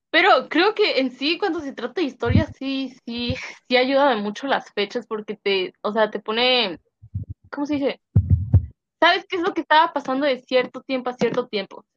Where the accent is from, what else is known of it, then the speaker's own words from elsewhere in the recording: Mexico; first language Spanish; now in United States; como soy mexicana y mi primer idioma no es inglés